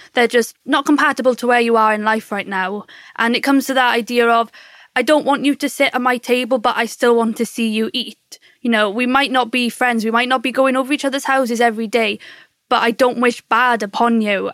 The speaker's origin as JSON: {"language": "English", "area": "Surrey", "region": "South East England", "country": "United Kingdom", "said": "I'm from Surrey and I'm 24 years old"}